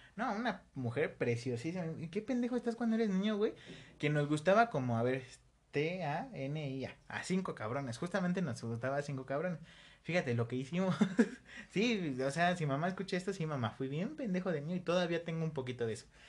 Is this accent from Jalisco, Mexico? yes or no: no; State of Mexico, Mexico; also born or lived in Coacalco / Tultepec / Ecatepec; yo también soy del Estado de México, pero de una zona menos culera. Yo estuve por Coacalco